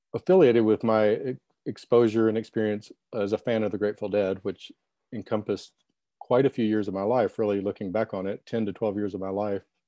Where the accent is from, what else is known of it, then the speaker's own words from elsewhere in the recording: Little Rock, Arkansas, United States; I'm from Little Rock, Arkansas